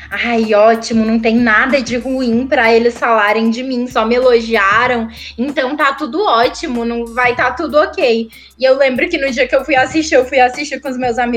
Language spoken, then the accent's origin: Portuguese; Rio Branco, Acre, Brazil; moved away as an adult; now in São Paulo, Brazil; Eu sou de Rio Branco